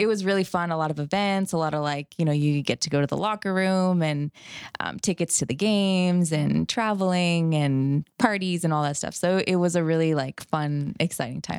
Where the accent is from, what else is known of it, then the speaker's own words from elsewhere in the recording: Canada; moved away as an adult; now in Fort Worth, United States; I'm from Canada. So, um, I did my, all my schooling there